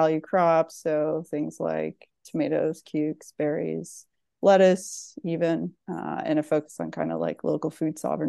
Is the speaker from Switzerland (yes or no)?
no; East Coast, Canada; also born or lived in Ontario; now in United States; So born and raised in the East Coast of Canada, spent some time, I suppose, in Ontario, eventually matriculated down to the United States of America.